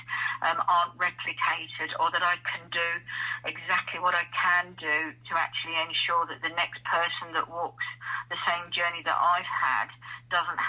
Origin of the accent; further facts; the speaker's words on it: Kent, South East England, United Kingdom; moved away as an adult; also born or lived in Barnsley, South Yorkshire; now in the Midlands, United Kingdom; I was born and bred in Barnsley, South Yorkshire, and when the pits closed, my parents moved down to Kent, and my dad became a postman down there. So absolutely lived my life down there from the age of 7